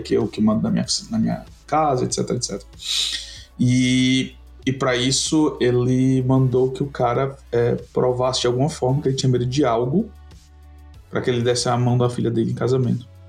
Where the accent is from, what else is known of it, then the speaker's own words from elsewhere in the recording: Ceará, Brazil; nós somos do Ceará